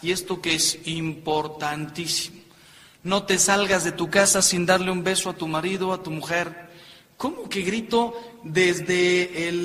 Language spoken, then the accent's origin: Spanish; Mexico; yo soy mexicano